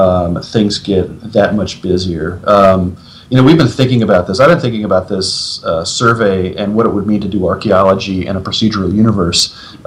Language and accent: English; United States; as an American, digging abroad